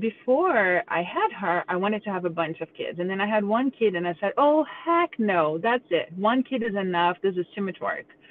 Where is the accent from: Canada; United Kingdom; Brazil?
Brazil; now in Cincinnati, United States; I'm from Brazil, but we live in Cincinnati, Ohio